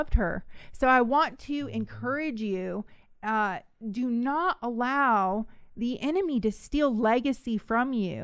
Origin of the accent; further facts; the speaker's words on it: the Bay Area, California, United States; I'm from the Bay